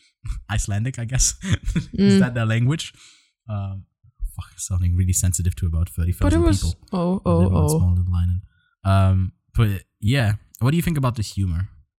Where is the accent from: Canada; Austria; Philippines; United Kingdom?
United Kingdom; Scotland; I'm Scottish and I can't do a Scottish